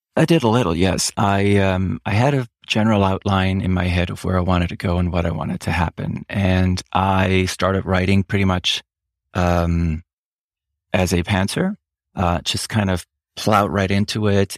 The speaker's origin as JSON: {"language": "English", "country": "Switzerland", "first_language": "German", "second_language": "English", "moved": "yes", "said": "I am Swiss"}